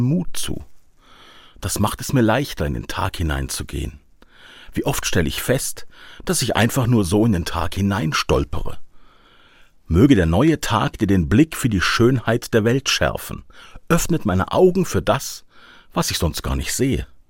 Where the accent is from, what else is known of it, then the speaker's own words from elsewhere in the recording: Black Forest, Baden-Württemberg, Germany; Hier bei uns im Schwarzwald ist es noch üblich, Ade zu sagen